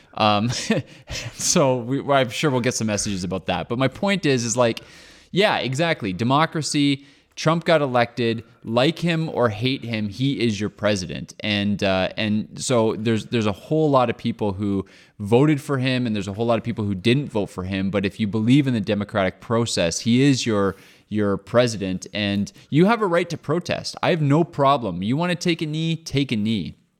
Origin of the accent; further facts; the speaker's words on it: Canada; I'm Canadian